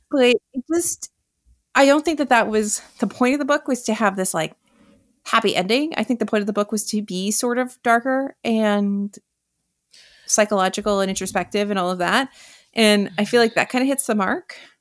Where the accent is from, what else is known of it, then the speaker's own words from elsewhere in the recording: New York, United States; as a New Yorker who is of the age of a lot of these people